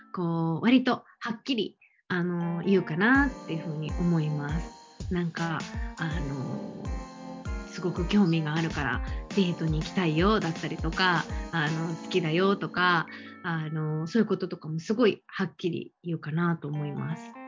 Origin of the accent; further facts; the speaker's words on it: Japan; also born or lived in San Diego, United States; 日本、私のホームタウン